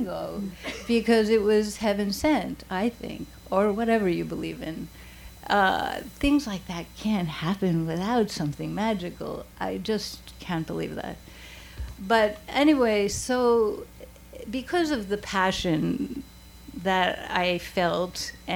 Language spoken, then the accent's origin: English; New York City, New York, United States; I was from the Bronx